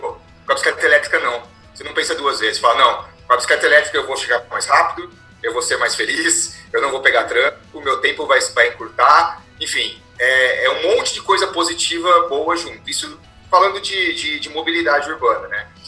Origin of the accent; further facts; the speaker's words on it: interior of São Paulo, Brazil; accent: caipira; eu sou do interior de São Paulo, né? Sou bem caipira, então vocês vão perceber isso aí, pelo meu palavreado